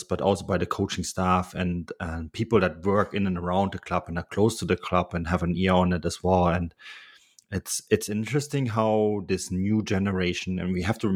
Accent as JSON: {"language": "English", "town": "Munich", "region": "Bavaria", "country": "Germany", "tie": "born or raised there", "said": "growing up in Munich"}